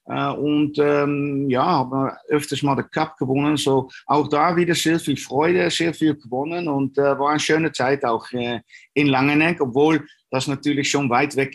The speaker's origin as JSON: {"language": "German", "town": "Dornbirn", "region": "Vorarlberg", "country": "Austria", "tie": "born or raised there", "said": "Äh, es war auch nicht so weit von, äh, von meiner Heimat, von Dornbirn."}